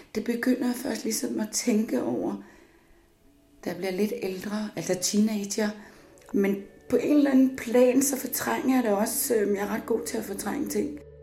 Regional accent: Copenhagen, Capital Region of Denmark, Denmark; also born or lived in Upernavik, Greenland / Thule, Greenland; Jeg voksede op i Danmark øh, og ynder at sige noget så dansk som mit kolonihavehus ude på Amager. Sådan noget helårsbeboelse, der er jeg vokset op

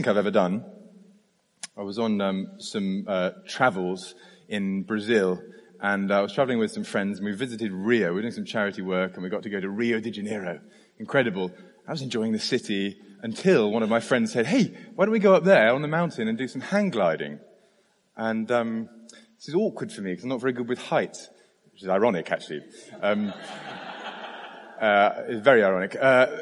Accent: United Kingdom; I'm British

